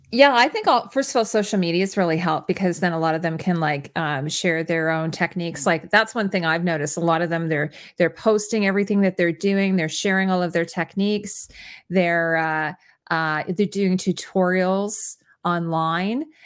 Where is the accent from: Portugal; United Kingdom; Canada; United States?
Canada; I always have to mention that I'm Canadian